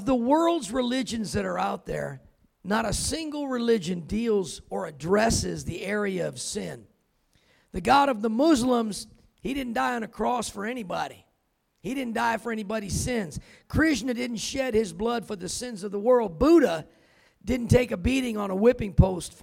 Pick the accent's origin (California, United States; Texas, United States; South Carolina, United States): California, United States; now in Colorado, United States; I'm from California, but I've been living in Colorado